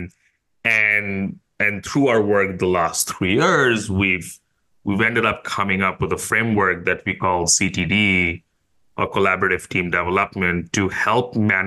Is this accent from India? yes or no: yes; India; now in Singapore; I grew up in India, but I've called Singapore home for a while